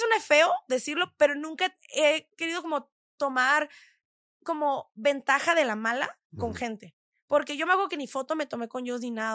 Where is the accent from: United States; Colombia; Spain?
United States; San Diego, California; moved away as an adult; also born or lived in Tijuana, Mexico / Los Angeles, United States / Quebec City, Canada; now in Mexico City, Mexico; yo soy de Tijuana, ¿no? Sí. La mayoría de la gente de Tijuana es también de San Diego